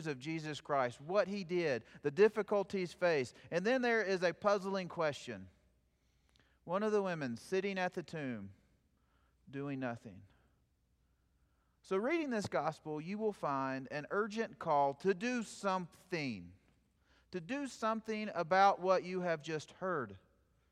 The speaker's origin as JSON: {"language": "English", "region": "South Plains of Texas", "country": "United States", "tie": "born or raised there", "moved": "yes", "said": "my hometown"}